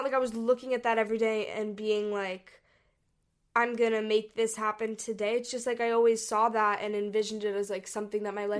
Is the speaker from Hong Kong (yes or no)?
yes; Hong Kong; We grew up in Hong Kong and we traveled all over Asia.